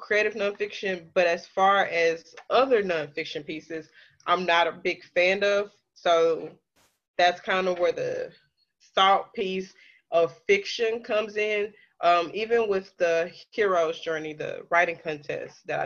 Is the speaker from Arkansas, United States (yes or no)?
yes; Pine Bluff, Arkansas, United States; born or raised there; moved away as an adult; now in Little Rock, United States